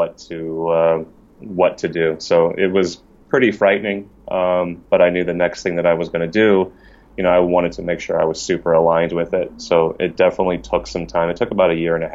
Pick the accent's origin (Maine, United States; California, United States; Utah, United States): California, United States; Poway; also born or lived in Los Angeles, United States; I'm from San Diego, okay. Raised in Poway